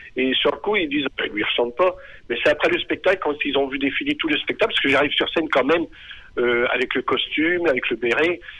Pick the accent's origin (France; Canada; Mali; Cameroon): France; Pays de Caux, Normandy; je suis natif du pays de Caux comme Bourville. Je suis né à, aller à une dizaine de kilomètres du, village natal de Bourville